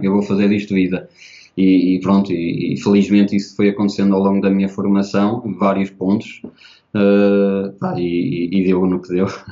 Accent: Portugal; eu sou da Oliveira das Mães, é uma, equipe, uma, uma cidade bastante pequena e, portanto, não eh, toda a gente conhece toda a gente. E eh, eu tinha alguns amigos de infância na primária

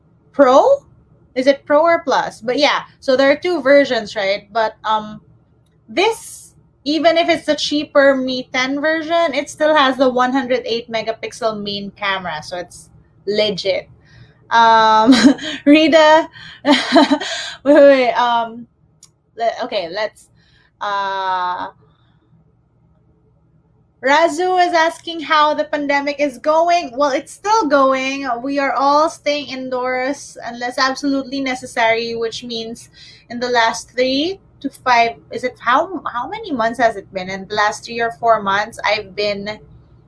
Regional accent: Manila, Metro Manila, Philippines; I am from Manila. I'm based in Manila.

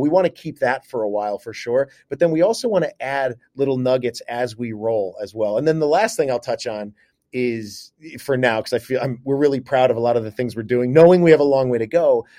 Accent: New York, United States; moved away as an adult; also born or lived in Cleveland / Las Vegas; now in Seattle, United States; back home to my home state of New York

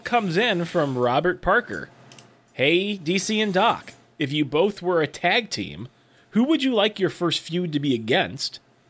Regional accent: Australia; WWE Super Showdown on October 6th in my home country of Australia

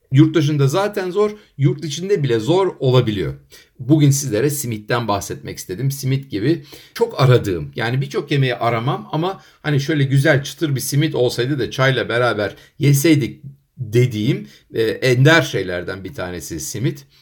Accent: Ankara, Turkey; moved away; also born or lived in United Kingdom / United States; Ben Ankara'da Kızılırmak Caddesi'nde büyüdüm

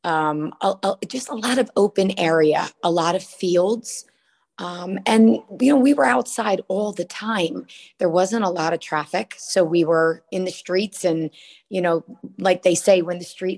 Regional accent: Asbury Park, New Jersey, United States; Grew up pretty close to the beach near the Asbury Park area. We've moved a little inland now, moving toward West New Jersey, but born and raised in Jersey all my life.

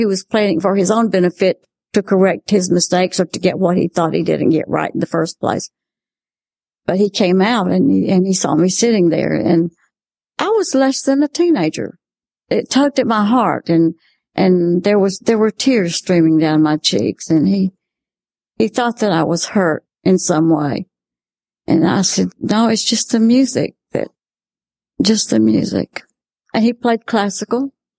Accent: Spartanburg, South Carolina, United States; moved away; I am from Spartanburg, South Carolina

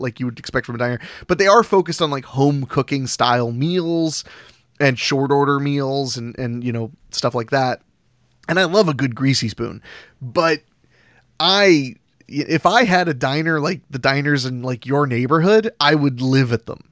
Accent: Ohio, United States; I'm from Ohio

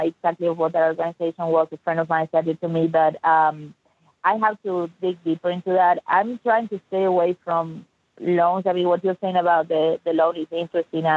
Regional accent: Argentina; now in Dallas, United States; I'm from Argentina originally, from Latin America.

